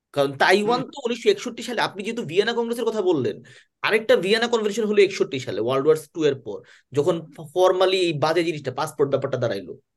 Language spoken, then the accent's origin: Bangla; Bangladesh; আমরা যারা বাংলাদেশের লোকজন